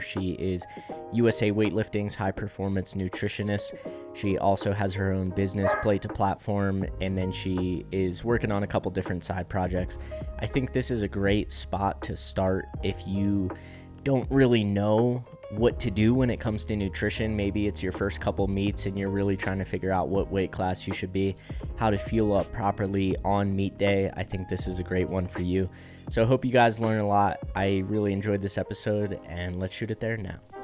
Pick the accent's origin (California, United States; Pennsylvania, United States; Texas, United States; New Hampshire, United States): Pennsylvania, United States; I'm from Pennsylvania